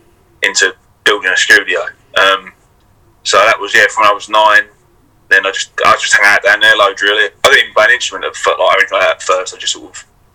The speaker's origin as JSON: {"language": "English", "town": "Rainham", "region": "London", "country": "United Kingdom", "tie": "born or raised there", "lives_now": "Hornchurch, United Kingdom", "said": "So I grew up in Raynham. So it's like a little town. So it's in between like Hornchurch and Dagenham, sort of like Barrack, that kind of way."}